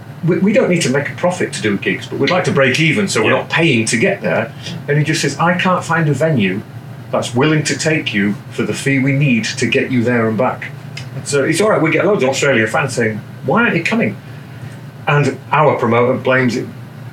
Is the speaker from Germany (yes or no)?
yes; Germany; I'm a man of the world. I grew up in Germany, I've lived all over the place, and I like to experience other people's cultures.